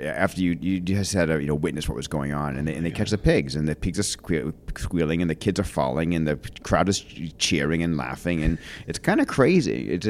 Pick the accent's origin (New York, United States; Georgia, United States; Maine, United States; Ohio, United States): Maine, United States; Lewiston-Auburn; I'll give you a little quick tour of my hometown.